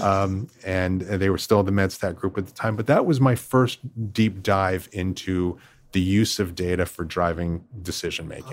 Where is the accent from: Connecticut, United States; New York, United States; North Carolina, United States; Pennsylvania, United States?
Pennsylvania, United States; Philadelphia area; I grew up just outside the Philadelphia area